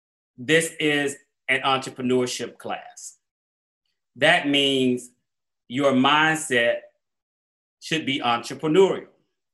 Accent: Atlanta, Georgia, United States; born or raised there

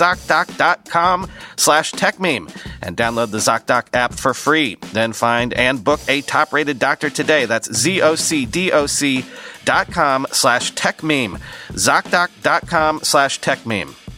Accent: Florida, United States; moved away; growing up in Florida

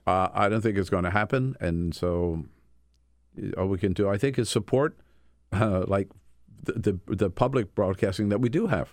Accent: Delaware, United States; moved away; also born or lived in California; Grew up in Delaware

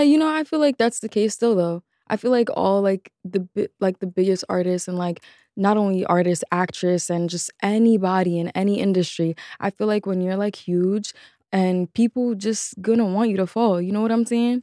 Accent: New York City, New York, United States; a childhood in the Bronx

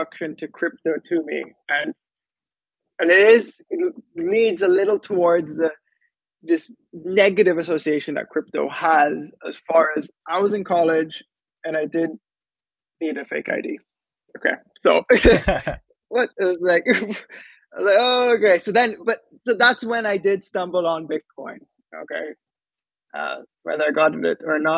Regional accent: Antigua & Barbuda; also born or lived in United States / San Francisco; I'm from Antigua. It's a small Caribbean island

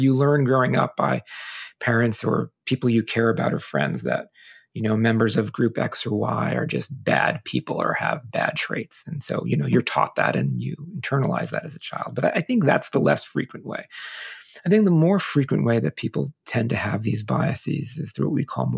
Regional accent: United States; I'm Italian by ancestry growing up in America

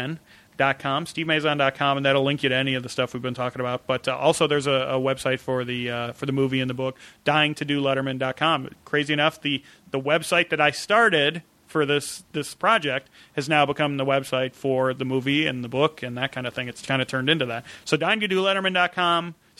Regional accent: Midwest, United States; growing up in the Midwest and that kind of thing.

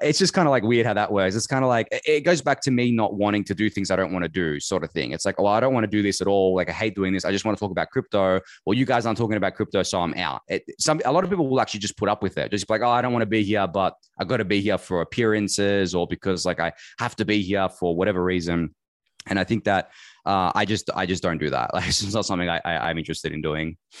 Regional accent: Melbourne, Victoria, Australia; I've been in Melbourne my entire life. I was born here, raised here, lived here

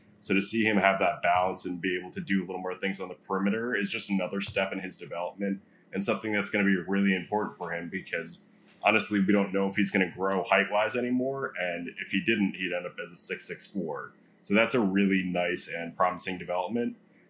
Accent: New York, United States; I'm such a New Yorker

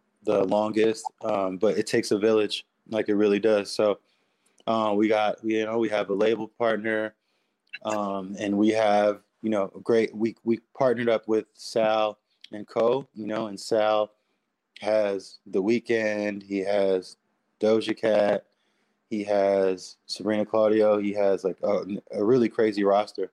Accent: New York City, New York, United States; I'm from Queens

